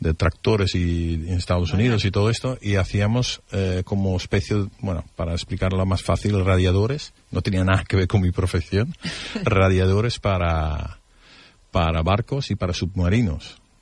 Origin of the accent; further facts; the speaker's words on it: Netherlands; Spanish is a second language; now in Spain; en mi país